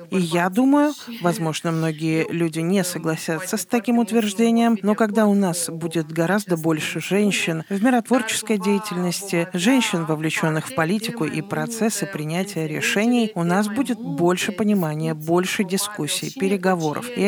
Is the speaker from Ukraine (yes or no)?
yes; Ukraine; now in Moldova; Кто я в Молдове? Я из другой страны, я украинка.